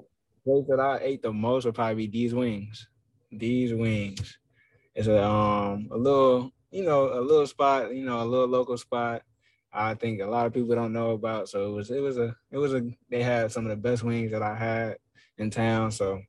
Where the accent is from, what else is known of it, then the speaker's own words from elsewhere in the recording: New York, United States; born there; So, and then I was born in New York.